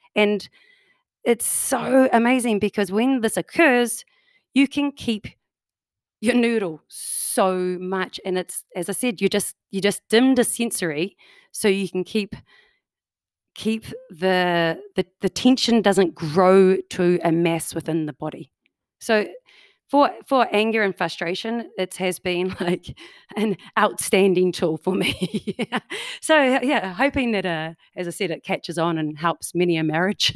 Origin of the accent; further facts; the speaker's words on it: New Zealand; now in Canada; as you can tell by my accent, I do not come from Canada. I'm a New Zealander, oh, New, from New Zealand.